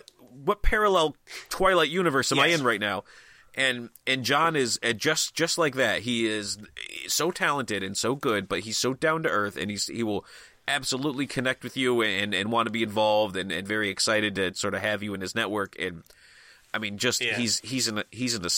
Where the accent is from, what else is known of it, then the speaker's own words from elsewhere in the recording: New England, United States; I'm from New England